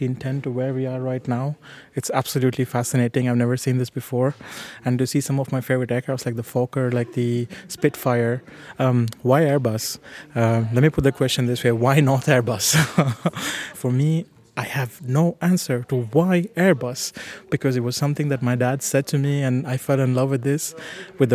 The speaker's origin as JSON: {"language": "English", "country": "India", "tie": "born or raised there", "moved": "yes", "said": "growing up in India"}